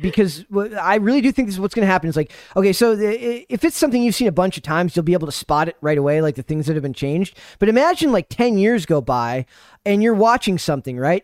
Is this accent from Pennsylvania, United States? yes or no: no; Minnesota, United States; I'm from Minnesota, so people make fun of, uh, stuff I or say that, uh, I don't talk like a Minnesotan